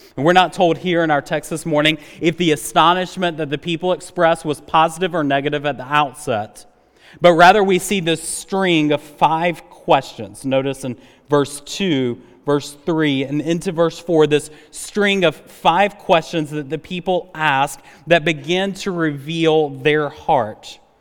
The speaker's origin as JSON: {"language": "English", "town": "Rock Hill", "region": "South Carolina", "country": "United States", "tie": "born or raised there", "moved": "as an adult", "lives_now": "Greenville, United States", "said": "I grew up in Rock Hill, uh, South Carolina"}